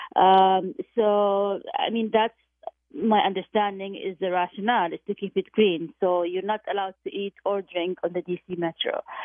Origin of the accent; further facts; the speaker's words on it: Jordan; moved away; I went back to my hometown of, of Jordan